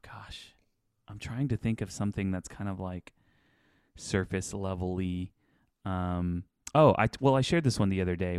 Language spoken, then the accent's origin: English; Houston, Texas, United States; also born or lived in Channelview, Texas; we moved from Channel View to, like, the south side of Houston